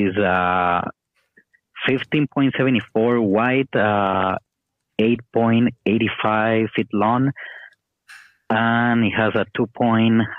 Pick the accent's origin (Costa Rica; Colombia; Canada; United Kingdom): Costa Rica; I'm from Costa Rica